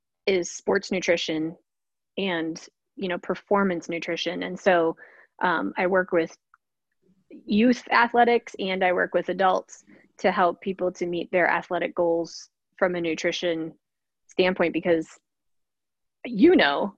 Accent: Wisconsin, United States; now in Charleston, United States; I grew up in Wisconsin, so the cheese state.

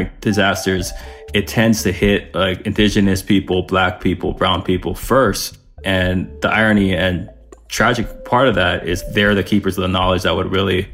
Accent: Maui, Hawaii, United States; I was born and raised on Maui

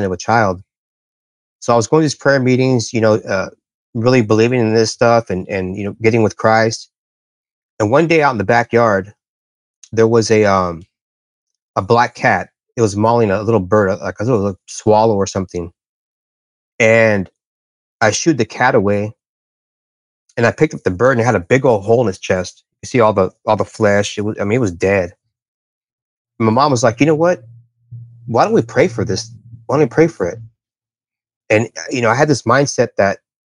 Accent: Bermuda Dunes, California, United States; also born or lived in Palm Desert, California; we moved from Palm Desert out to a place called Bermuda Dunes. And this is out in the middle of nowhere, the desert

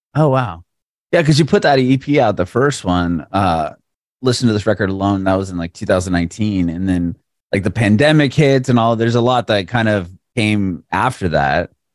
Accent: San Diego, California, United States; now in Nashville, United States; I'm in Nashville, Tennessee, but I'm originally from San Diego

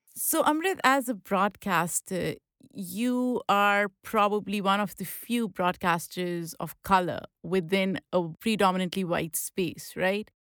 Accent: Lahore, Punjab, Pakistan; English is a second language; moved away; I grew up in Lahore

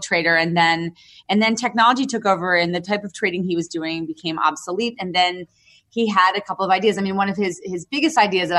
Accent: New York City, New York, United States; I was born in New York City and grew up in and out of the city

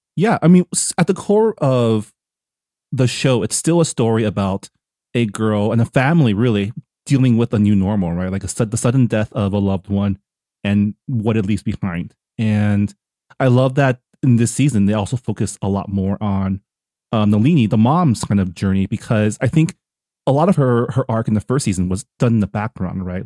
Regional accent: San Gabriel Valley, California, United States; I grew up in the S G V where I was amongst the Asians.

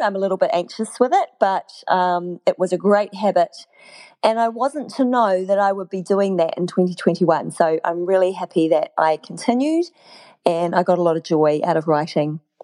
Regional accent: New Zealand; moved away as an adult; also born or lived in Malaysia; I moved back to my home country without knowing that I was moving back

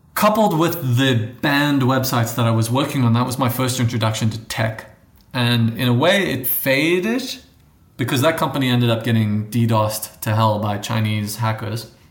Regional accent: South Africa; accent: borders between American and something else, which is South African; moved away; also born or lived in United States; I grew up in South Africa

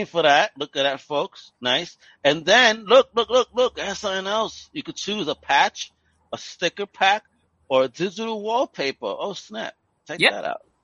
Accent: New York City, New York, United States; grew up in New York. That was my Times Square, dirty, grimy

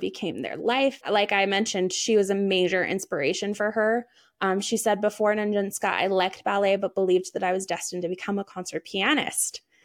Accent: United States; I'm very American

